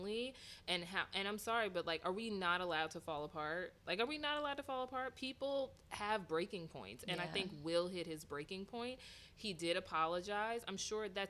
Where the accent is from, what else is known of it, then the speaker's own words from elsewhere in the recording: Philadelphia, Pennsylvania, United States; I'm from West Philly